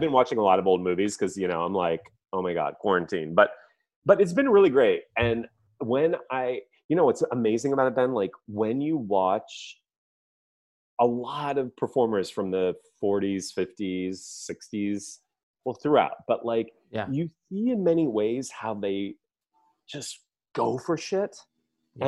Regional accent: the Midwest, near Chicago, Illinois, United States; I grew up in the Midwest, not far from Chicago

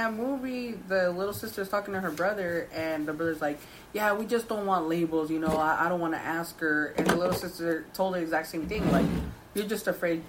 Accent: United States; I'm first generation Chicana because my parents are both Mexicans.

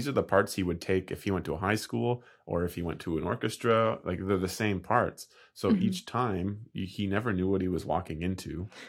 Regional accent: Canada; I'm I'm the Canadian

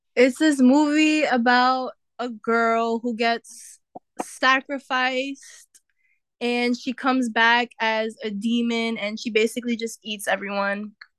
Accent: New York City, New York, United States; also born or lived in Westchester County, New York; I used to live in the Bronx, and then I moved to Westchester County, which is more suburban

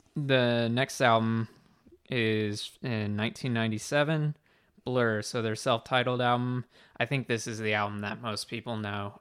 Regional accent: United States; I'm American

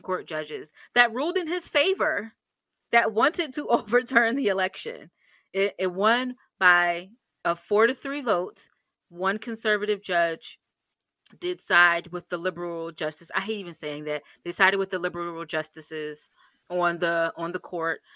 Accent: United States; as an American citizen

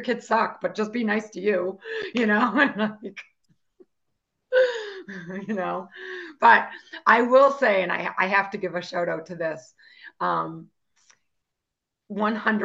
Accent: Boston, Massachusetts, United States; And I'm from Boston

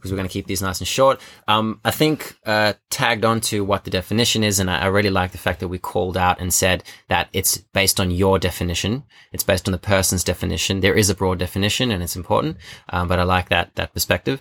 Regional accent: Johannesburg, Gauteng, South Africa; now in Australia; 'cause I'm from South Africa, I grew up in Johannesburg.

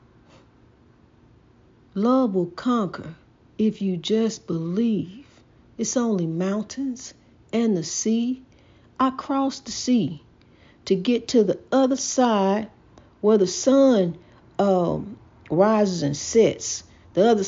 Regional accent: United States; We are African American.

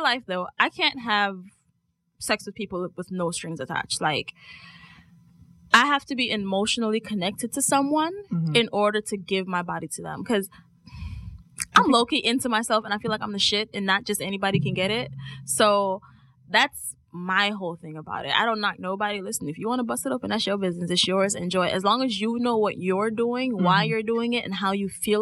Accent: Jamaica; being Jamaican

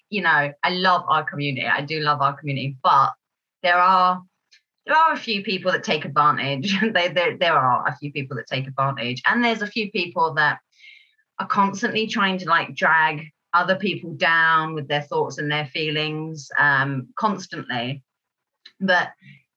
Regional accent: Kent, South East England, United Kingdom; I'm from Kent

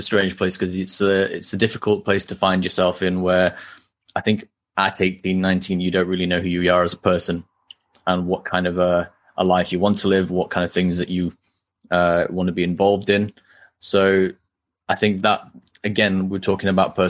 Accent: Halifax, Yorkshire and the Humber, United Kingdom; also born or lived in Newcastle; I was born in Halifax, grew up there, still live here after university as well.

